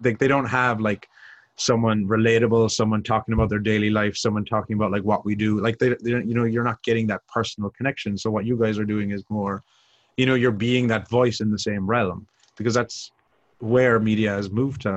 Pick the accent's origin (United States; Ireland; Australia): Ireland; moved away as an adult; coming from Ireland, because it's a small, small country.